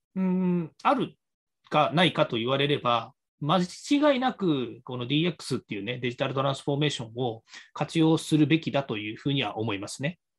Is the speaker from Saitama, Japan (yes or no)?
yes; Saitama, Japan; also born or lived in Nerima, Tokyo; now in Tokyo, Japan; 埼玉県出身なんですけど、私がまあ小さい頃ね、子供の頃っていうのは、あの大雪ずっと降ってたんですよね